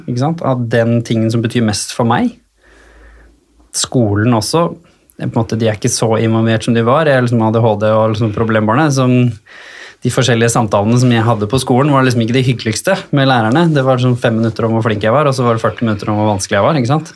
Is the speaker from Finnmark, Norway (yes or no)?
no; Hurum, Buskerud, Norway; hjemme på Hurum har jeg det egentlig ganske trygt og fint i familien